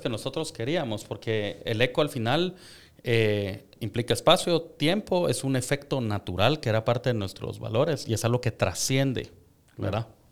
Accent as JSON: {"language": "Spanish", "country": "Guatemala", "said": "como guatemaltecos tenemos un montón de valores"}